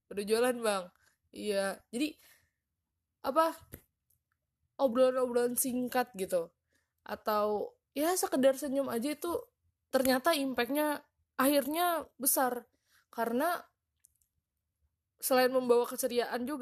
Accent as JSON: {"language": "Indonesian", "town": "Padang", "region": "West Sumatra", "country": "Indonesia", "tie": "born or raised there", "said": "waktu SMP tuh gue jadi uh, baru pulang gitu ke Padang sekolah di Padang sekolah di kampung gue"}